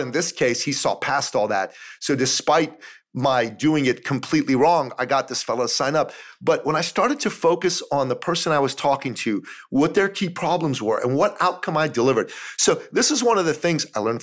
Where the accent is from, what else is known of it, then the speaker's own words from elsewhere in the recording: Toronto, Ontario, Canada; my hometown of Toronto